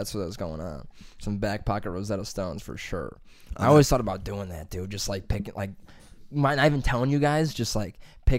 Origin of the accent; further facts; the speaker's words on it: Columbus, Ohio, United States; I'm also from Columbus, you know.